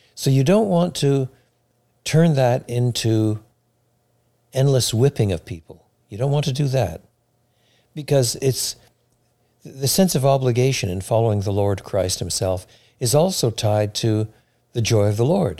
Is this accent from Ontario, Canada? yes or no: no; Quebec, Canada; now in Chicago, United States; I was brought up in French Canada at a time in French Canada where Roman Catholicism was what was the, the state religion